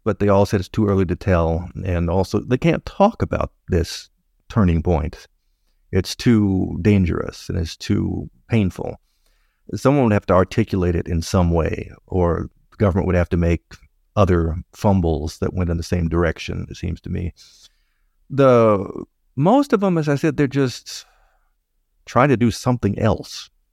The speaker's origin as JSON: {"language": "English", "country": "United States", "moved": "yes", "lives_now": "Montreal, Canada", "said": "I am an American"}